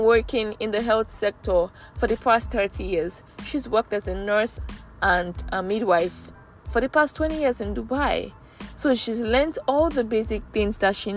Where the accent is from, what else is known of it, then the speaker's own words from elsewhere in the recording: Nigeria; I'm a Nigerian.